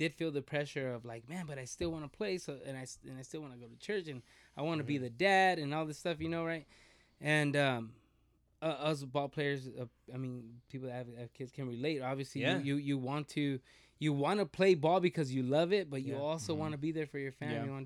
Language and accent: English; Rialto, California, United States; we're from Rialto